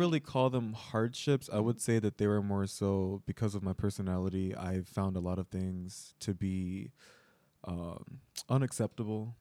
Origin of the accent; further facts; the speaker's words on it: Chicago, Illinois, United States; moved away as an adult; now in Seoul, South Korea; I am from Chicago, Illinois, U S